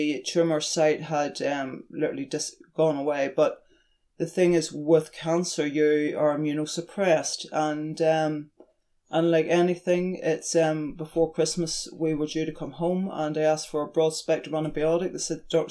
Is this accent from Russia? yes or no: no; Ireland; moved away as an adult; now in New Zealand; when I was brought up in Ireland, we lived beside the ocean and the mountains